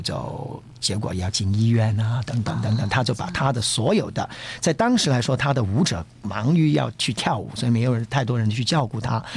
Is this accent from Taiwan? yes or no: no; Hong Kong; 我是一个香港人